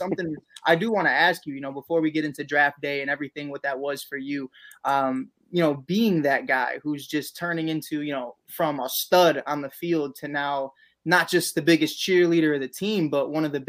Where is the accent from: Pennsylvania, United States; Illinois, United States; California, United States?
Illinois, United States; Chicago; if I'm from Chicago